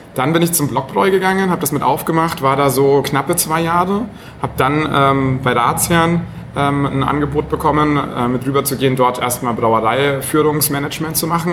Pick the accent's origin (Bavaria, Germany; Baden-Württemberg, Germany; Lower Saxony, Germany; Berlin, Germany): Bavaria, Germany; Franconia; now in Hamburg, Germany; habe da eben schon ganz viel Bier mitbekommen, als Franke natürlich sowieso. Also, ne, wenn man da so in der, genau, da wächst man einfach mit dem ganzen äh, Bier auf